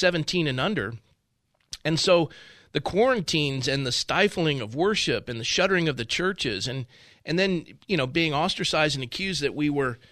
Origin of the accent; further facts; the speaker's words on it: San Diego, California, United States; moved away as an adult; now in Ventura County, United States; I was born and raised in San Diego, and my father was a naval officer.